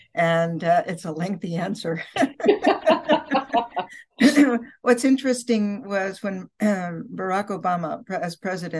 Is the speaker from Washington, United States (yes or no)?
no; Chicago, Illinois, United States; It's the richness of faiths celebrated by a visitor to my hometown of Chicago more than a century ago